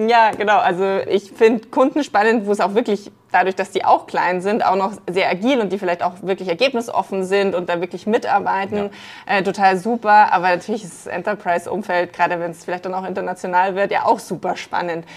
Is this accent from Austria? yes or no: no; Munich, Bavaria, Germany; Deswegen bin ich Münchnerin durch und durch.